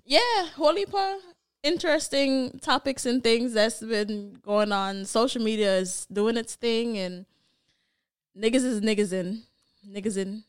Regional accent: Jamaica; as a Jamaican

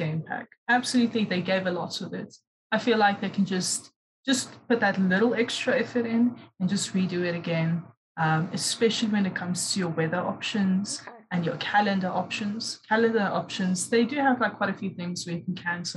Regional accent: South Africa; also born or lived in Durban, South Africa; being South African, you know, you get exposed to different African cultures.

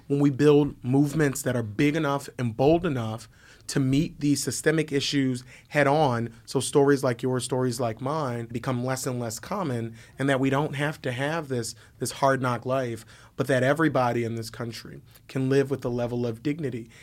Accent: Philadelphia, Pennsylvania, United States; I'm, I'm from, from North Philly. Born, born and raised on the playground

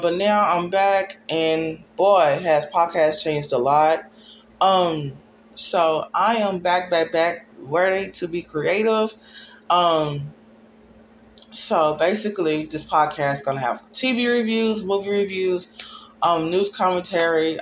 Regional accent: Dallas, Texas, United States; I'm from Dallas, Texas

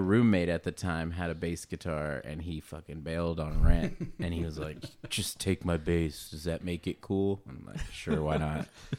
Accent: Kansas, United States; moved away as an adult; also born or lived in Texas; now in Denton, United States; I actually grew up in Kansas, and then I moved to Texas whenever I was like 20

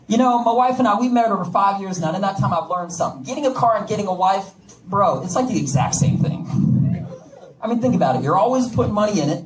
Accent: Connecticut, United States; also born or lived in Washington, D.C. / Russia; now in Texas, United States; I am not Russian. I am from Connecticut

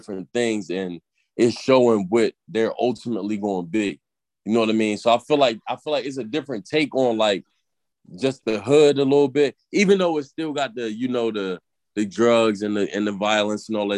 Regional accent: Baltimore, Maryland, United States; now in Philadelphia, United States; I'm actually I'm from Baltimore, but I live in Philly

